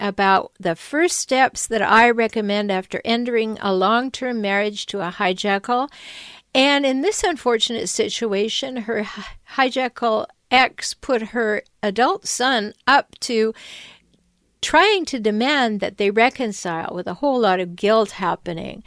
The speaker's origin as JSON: {"language": "English", "country": "Canada", "tie": "born or raised there", "said": "When I was a little girl growing up in Canada"}